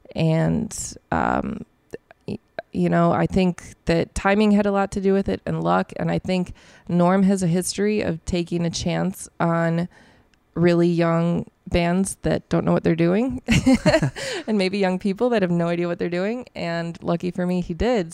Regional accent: La Grange Park, Illinois, United States; I grew up in LaGrange Park

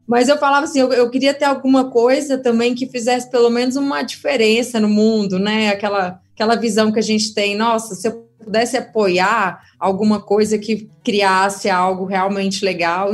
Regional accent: Goiânia, Goiás, Brazil; moved away as an adult; now in São Paulo, Brazil; Eu sou de Goiânia, atualmente moro em São Paulo, né? Mas cresci, vivi minha vida toda lá no meu Goiás maravilhoso.

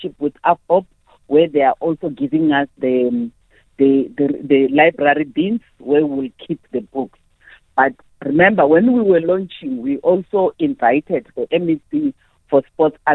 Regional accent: South Africa; who we are as South Africans

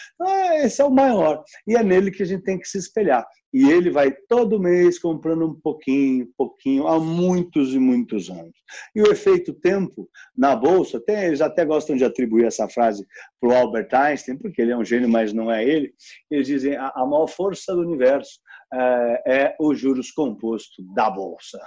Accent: São Paulo, Brazil; eu cresci aqui no Itaimbibi, então eu sou realmente um filho do condado aqui da Faria Lima

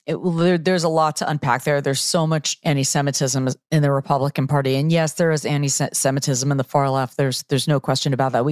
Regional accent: North Miami Beach, Florida, United States; my hometown high school, North Miami Beach Senior High.

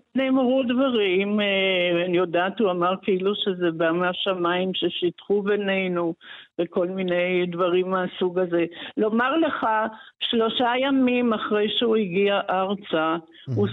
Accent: Haifa, Haifa District, Israel; also born or lived in Paris; אני ילידת חיפה ב-1957

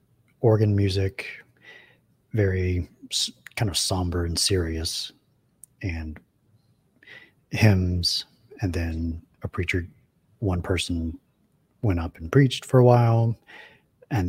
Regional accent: Bristol, Virginia, United States; I grew up in Bristol, Virginia, on the Tennessee border

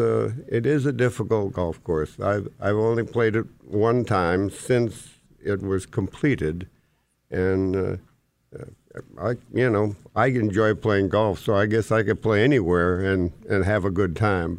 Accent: Grand Forks, North Dakota, United States; also born or lived in Moorhead; I grew up in Grand Forks

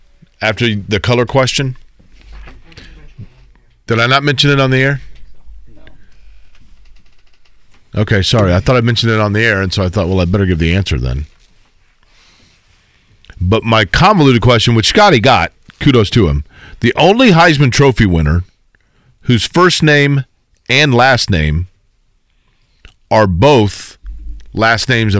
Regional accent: Nebraska, United States; born there; who won it the year I was born in Nebraska.

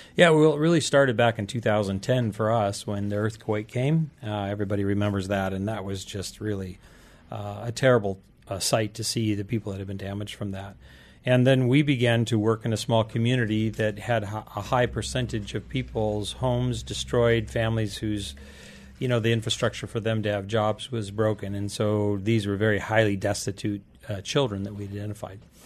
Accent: Liberia; now in United States; I was raised in Liberia, West Africa

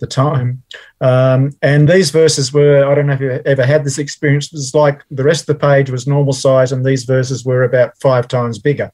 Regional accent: Melbourne, Victoria, Australia; also born or lived in England; born and raised in Melbourne. Mm-hmm. Um, so I've always been a Melbourne person

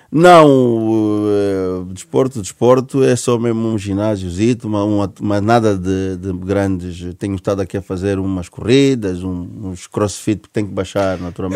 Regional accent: Benguela, Angola; moved away as an adult; now in Portugal; a minha terra tem Baía Azul

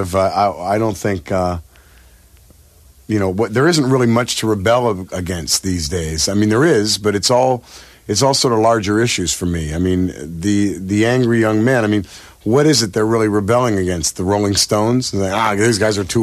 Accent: San Francisco Bay Area, California, United States; we're all, you know, born and raised in the San Francisco Bay Area

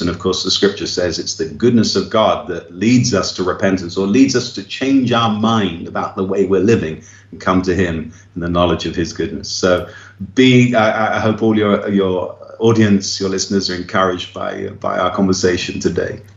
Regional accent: England, United Kingdom; now in Brazil; I'm an Englishman, I speak English

